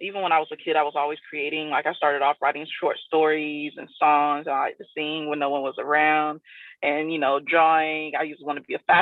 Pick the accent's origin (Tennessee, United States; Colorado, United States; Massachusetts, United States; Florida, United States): Florida, United States; South; also born or lived in Tampa; when I moved from South Florida, where I grew up, to Tampa, which is more like Central Florida